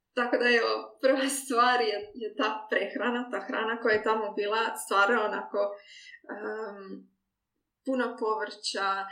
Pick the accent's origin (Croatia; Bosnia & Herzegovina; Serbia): Croatia; moved away as an adult; also born or lived in Mexico; now in Hamburg, Germany